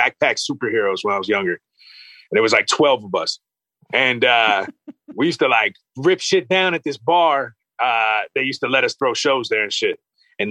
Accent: Clark, New Jersey, United States; we're from Clark

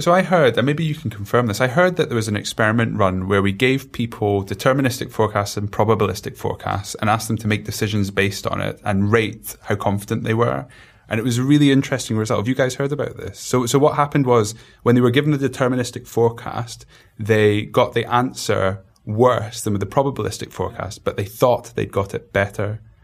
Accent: Glasgow, Scotland, United Kingdom; I'm from Glasgow

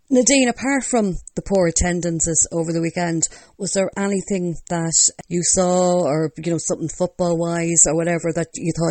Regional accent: Longford, Leinster, Ireland; I'm from Longford

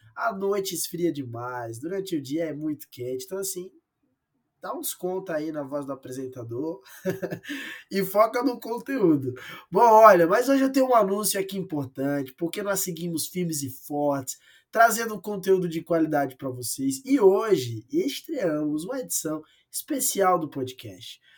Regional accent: Rio Grande do Norte, Brazil; moved away; Rio Grande do Norte, a terra onde eu cresci e que eu amo demais

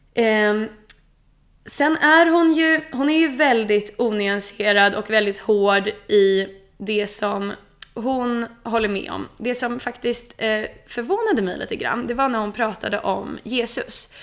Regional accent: Sweden; jag som är svensk

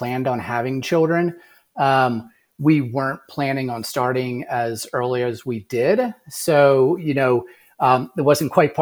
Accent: just north of Philadelphia, Pennsylvania, United States; moved away as an adult; also born or lived in Vail, Colorado; I grew up just north of Philadelphia

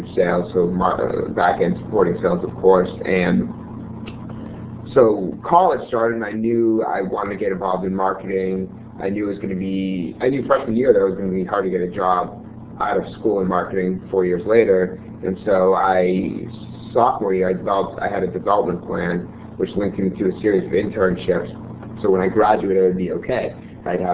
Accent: Newton, Massachusetts, United States; I'm originally from Newton, Massachusetts

